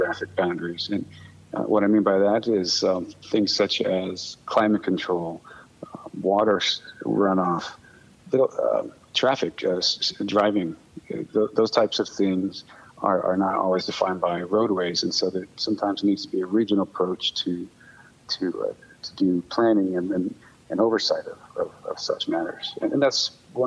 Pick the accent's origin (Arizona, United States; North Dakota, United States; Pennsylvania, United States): Arizona, United States; Sierra Vista; now in Tucson, United States; I'm from the area. I grew up in Sierra Vista